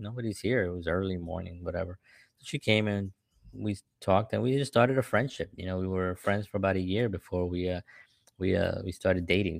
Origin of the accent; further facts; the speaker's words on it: New York City, New York, United States; I grew up in the South Bronx, during the seventies and the eighties